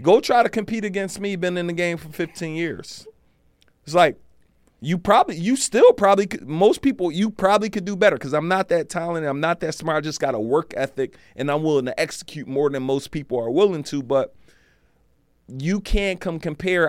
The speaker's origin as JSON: {"language": "English", "town": "Philadelphia", "region": "Pennsylvania", "country": "United States", "said": "I'm from Philly"}